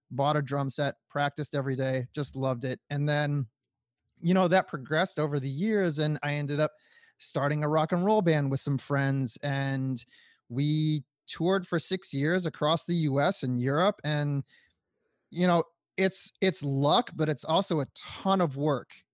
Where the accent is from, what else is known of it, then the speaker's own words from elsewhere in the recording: Detroit, Michigan, United States; my family, we're from Detroit, Michigan